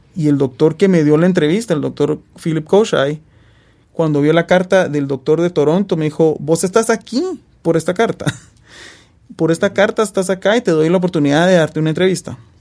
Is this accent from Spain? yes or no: no; Guatemala; moved away as an adult; now in Alabama, United States; estar en Guatemala eh, mi tierra natal, donde nací y crecí, pasé 27 eh, años de mi vida